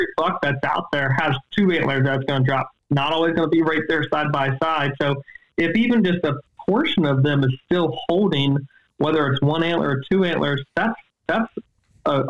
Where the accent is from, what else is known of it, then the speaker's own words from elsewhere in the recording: East Coast, United States; I grew up on the East Coast